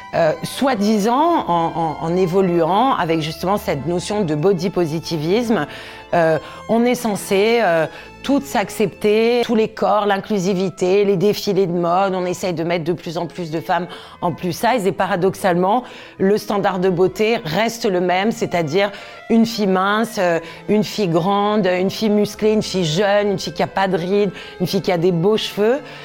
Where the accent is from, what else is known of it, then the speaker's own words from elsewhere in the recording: Corsica, France; J'ai grandi en Corse, dans une région où on était souvent en maillot